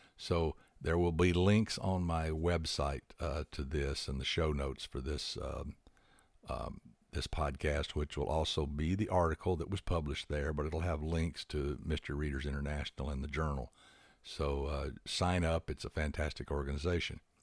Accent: Huntsville, Alabama, United States; moved away as an adult; also born or lived in Houston / California; in and around Huntsville for the most part, which is where I grew up

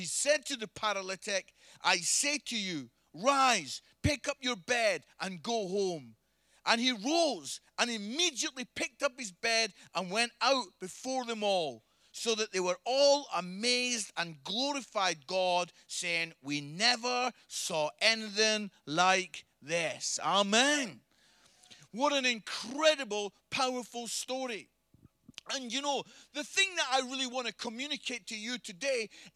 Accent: Scotland, United Kingdom; I'm Scottish

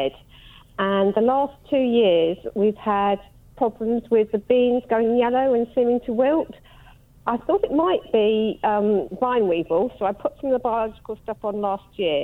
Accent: South Woodham Ferrers, East of England, United Kingdom; Southwood and Ferrers

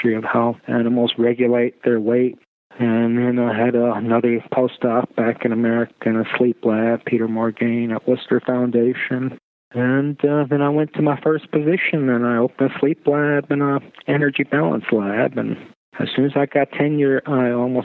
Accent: Tartu, Tartu County, Estonia; also born or lived in Pittsburgh, United States; now in United States; I was born in Estonia. In the woman's clinic at the University of Tartu

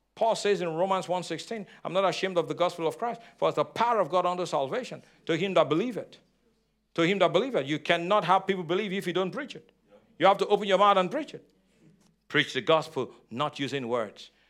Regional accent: Nigeria; moved away; I'm Nigerian, I'm African

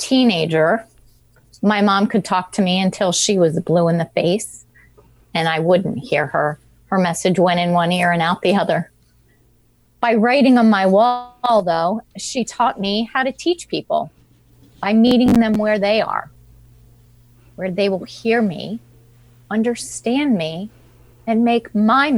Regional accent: Washington, District of Columbia, United States; I was born in Washington, D.C.

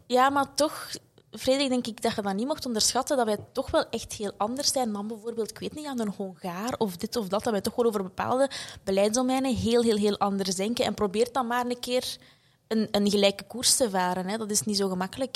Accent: Belgium; wij als Belgen

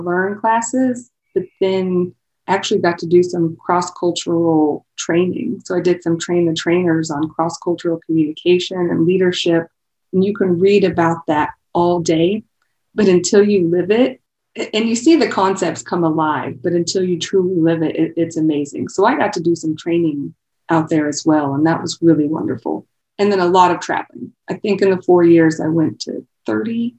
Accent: Gower or Easton, east of St. Joseph, Missouri, United States; now in Kansas City, United States; North of here, so east of St. Joe, Gower or Easton would be the area.

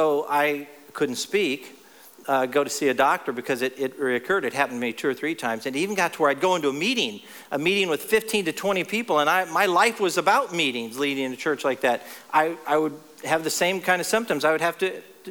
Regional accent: Texas, United States; also born or lived in Ohio; in my hometown of Texas now, I used to live in Ohio, but in my hometown of Texas

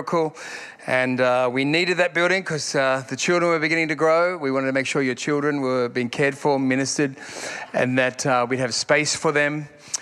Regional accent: Sydney, New South Wales, Australia; now in Perth, Australia; I'm from Sydney originally

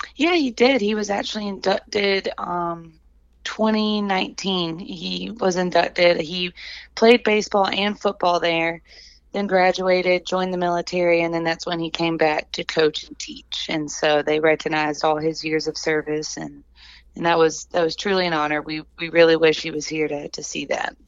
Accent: Columbia, South Carolina, United States; I grew up in Columbia.

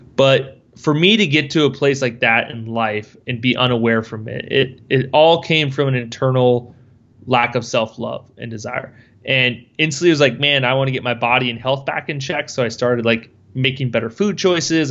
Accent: Schleswig, Iowa, United States; I grew up in Schleswig, Iowa, which is Farmville, next to a town of eight hundred people.

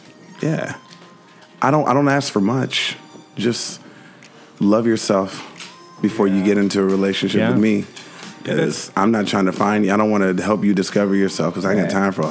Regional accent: Minnesota, United States; I'm from Minnesota, and that's what we all wore.

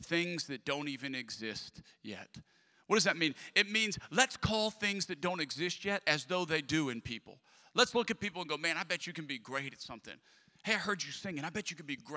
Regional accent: Lafayette, Louisiana, United States; moved away; I'm from Lafayette, Louisiana.

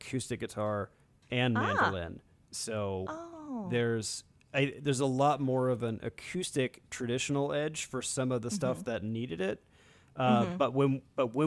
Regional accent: United States

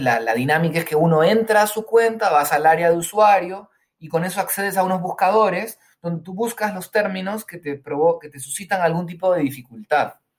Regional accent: Peru; moved away as an adult; also born or lived in Spain; nací en Perú, viví aquí en Perú los primeros 20 años de mi vida y después me fui a vivir a España

